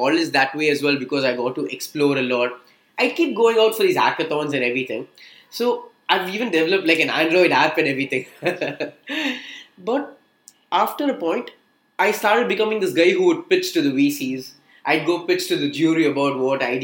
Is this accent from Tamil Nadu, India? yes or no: yes; Chennai, Tamil Nadu, India; Born and brought up in Chennai, your typical Chennai boy